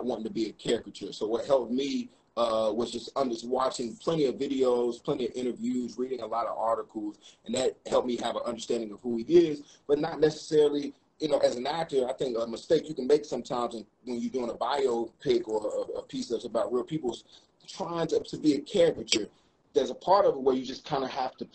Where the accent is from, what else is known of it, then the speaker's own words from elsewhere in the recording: North Carolina, United States; we're both from North Carolina